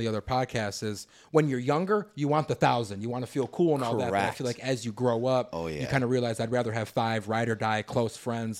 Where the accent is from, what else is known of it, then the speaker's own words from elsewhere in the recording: Wheaton, Illinois, United States; we grew up in Wheaton.